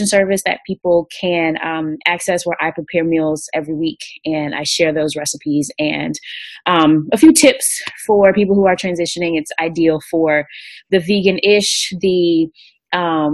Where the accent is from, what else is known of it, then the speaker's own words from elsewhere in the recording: Greensboro, North Carolina, United States; I'm definitely from Greensboro